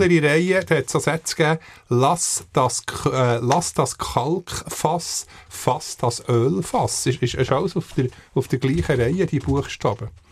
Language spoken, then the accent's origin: German; Bern, Switzerland; wir als Berner